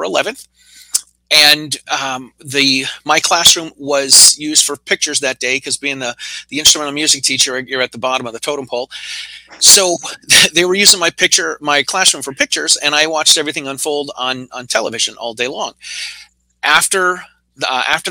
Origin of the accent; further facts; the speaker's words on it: Massachusetts, United States; I'm from Massachusetts